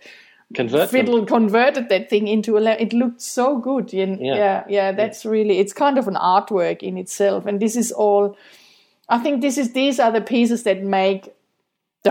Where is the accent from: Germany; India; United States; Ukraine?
Germany; moved away; I'm from Germany